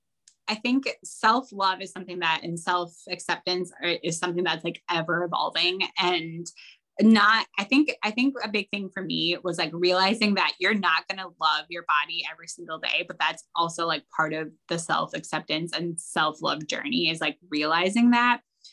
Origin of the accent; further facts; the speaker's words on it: Midwest, United States; Growing up in the Midwest, everyone calls it puppy chow, but yeah, it's Muddy Buddies everywhere else apparently.